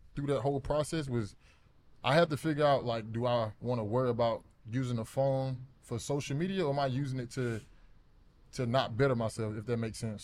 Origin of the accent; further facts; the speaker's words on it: Alabama, United States; moved away as an adult; also born or lived in Arizona; I grew up in Alabama